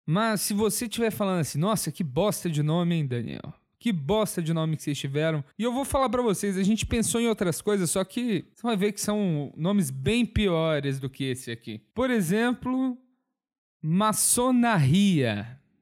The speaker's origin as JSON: {"language": "Portuguese", "town": "Viçosa", "region": "Minas Gerais", "country": "Brazil", "said": "Eu sou de Viçosa"}